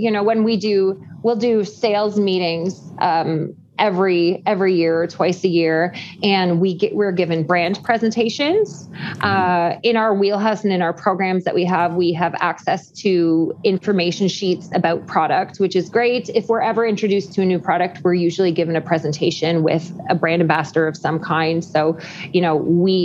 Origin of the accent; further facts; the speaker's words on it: St. Thomas, Ontario, Canada; also born or lived in Guelph, Ontario; now in London, Canada; I grew up in St. Thomas, Ontario